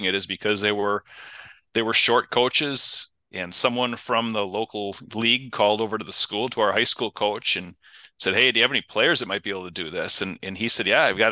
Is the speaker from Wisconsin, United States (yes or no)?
yes; Kenosha, Wisconsin, United States; I'm originally from Kenosha, Southside kid. Grew up there